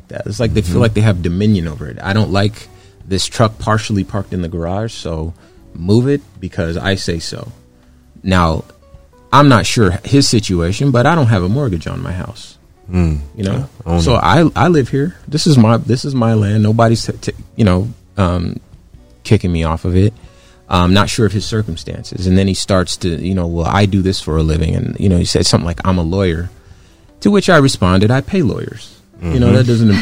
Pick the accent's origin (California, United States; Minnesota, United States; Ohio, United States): California, United States; Compton; I was born in Compton. When I was born, it was the 80s. So I grew up in Compton, 80s Compton